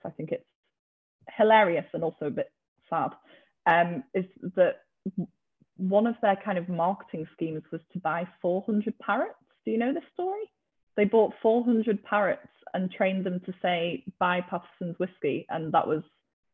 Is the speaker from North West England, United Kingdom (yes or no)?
yes; Liverpool, North West England, United Kingdom; now in Newcastle, United Kingdom; If you can't tell by my accent, I'm from Liverpool originally, but I live up in Newcastle now